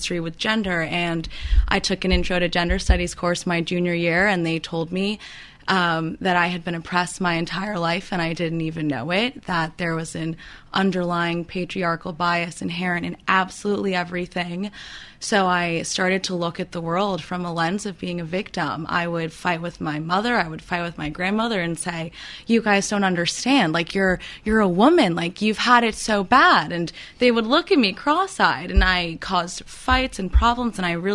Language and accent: English; New York City, New York, United States; I'm from New York originally.